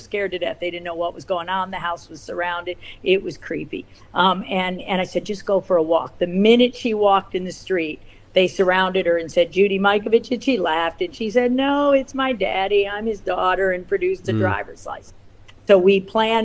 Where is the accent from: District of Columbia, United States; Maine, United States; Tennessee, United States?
District of Columbia, United States; Washington; now in California, United States; I grew up in Washington, D.C.